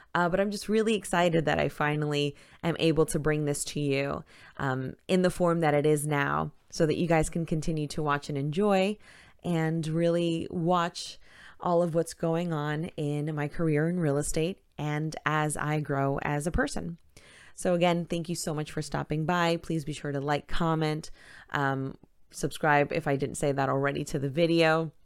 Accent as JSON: {"language": "English", "town": "New York City", "region": "New York", "country": "United States", "also_born_or_lived": "Manhattan / Brooklyn", "moved": "as an adult", "lives_now": "Florida, United States", "said": "I, like I had mentioned, am from Queens, New York. Uh, born in Manhattan, spent some time in Queens, lived in Brooklyn, and then back to Queens"}